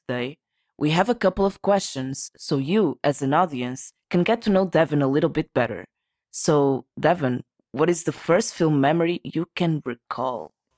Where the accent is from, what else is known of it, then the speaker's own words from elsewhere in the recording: Portugal; from Portugal